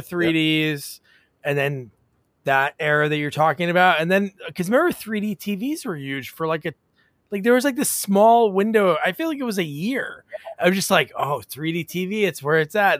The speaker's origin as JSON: {"language": "English", "region": "New Jersey", "country": "United States", "also_born_or_lived": "Portland, Oregon", "said": "we're from New Jersey, but we lived in Portland for a few years"}